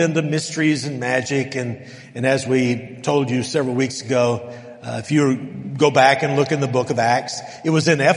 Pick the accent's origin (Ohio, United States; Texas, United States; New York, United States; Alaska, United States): Texas, United States; El Paso; moved away; I grew up in El Paso